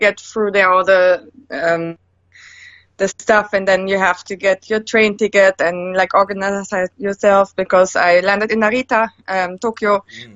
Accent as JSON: {"language": "English", "country": "Germany", "tie": "born or raised there", "also_born_or_lived": "United States", "moved": "as an adult", "lives_now": "Finland", "said": "I'm born in Germany, lived there my first 20 years."}